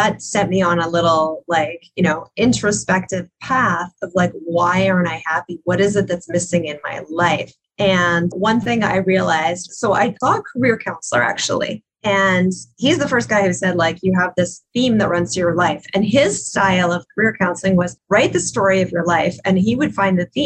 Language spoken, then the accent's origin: English; Ottawa, Ontario, Canada; I was living in Ottawa at the time. Tony Robbins came to my hometown.